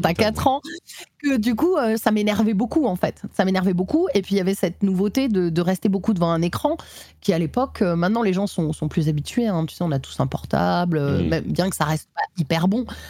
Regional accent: Nîmes, Occitania, France; je suis née à Nîmes, dans le Gard

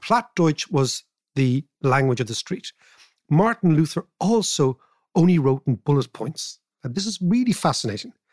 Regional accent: Ireland; I am Irish

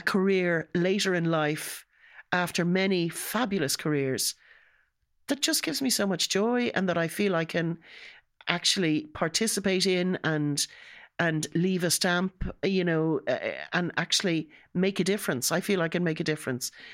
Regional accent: Ireland; being an Irish

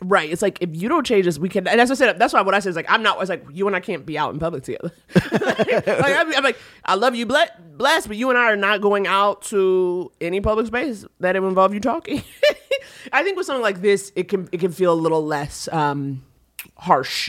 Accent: New York, United States; I'm from New York

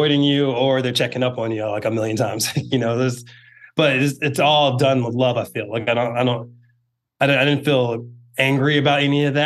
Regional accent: Northern Virginia, United States; moved away as an adult; I grew up in Northern Virginia, so it's kind of close to being home.

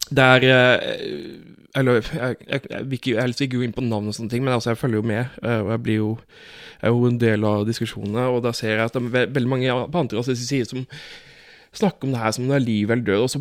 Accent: Fevik, Agder, Norway; Jeg, husker, altså, jeg kommer jo fra Fevik

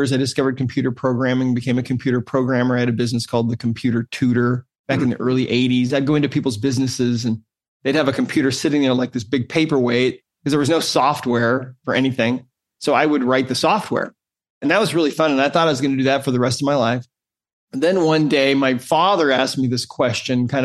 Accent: Great Falls, Montana, United States; I grew up in Great Falls, Montana

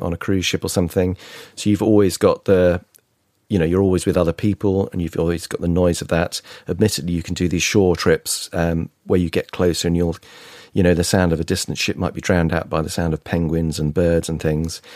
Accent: United Kingdom; growing up and being British

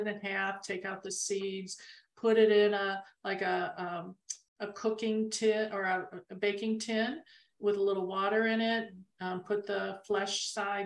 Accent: Arizona, United States; we're from Arizona

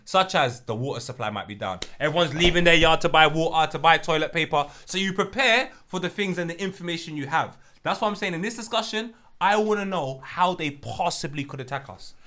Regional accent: Jamaica; I'm Jamaican.

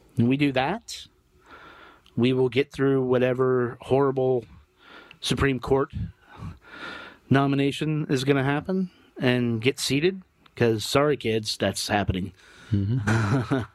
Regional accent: Lynchburg, Virginia, United States; that guy's in my hometown

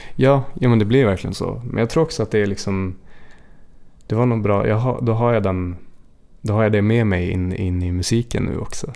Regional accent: Jämtland, Sweden; moved away; jag är uppväxt i, i Jämtland

